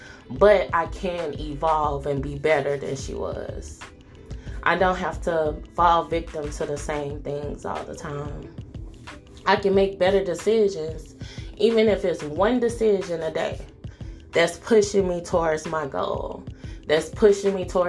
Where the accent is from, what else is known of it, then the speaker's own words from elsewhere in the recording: the South, United States; You know, like, I grew up in the South.